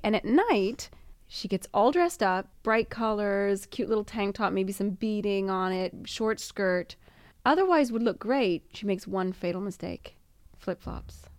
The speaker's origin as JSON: {"language": "English", "country": "United States", "moved": "yes", "lives_now": "Italy", "said": "being American"}